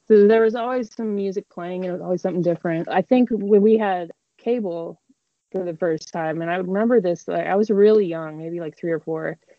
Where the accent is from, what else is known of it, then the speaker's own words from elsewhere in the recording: Denver, Colorado, United States; And I grew up in Denver.